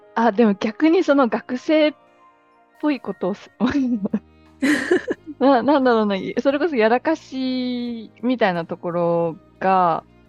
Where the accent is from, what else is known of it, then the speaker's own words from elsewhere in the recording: Ehime, Japan; moved away as an adult; also born or lived in Tsukuba; now in Laos; 私結構田舎の愛媛の田舎の出身なんです